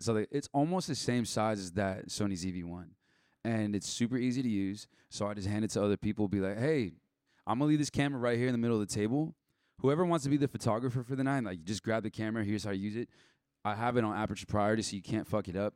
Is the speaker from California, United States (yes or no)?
yes; Rancho Santa Margarita, California, United States; I grew up in Rancho Santa Margarita